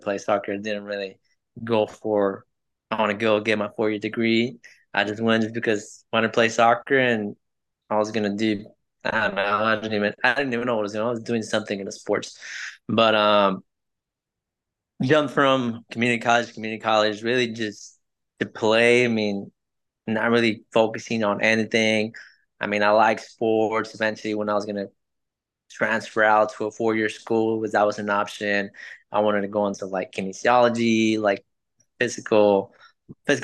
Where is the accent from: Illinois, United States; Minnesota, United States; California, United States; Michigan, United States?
California, United States; Los Angeles; English is a second language; moved away as an adult; now in Jeffersonville, United States; But I'm originally from California, from LA. That's where I was born and raised, went to school there, went to high school, lived all my life there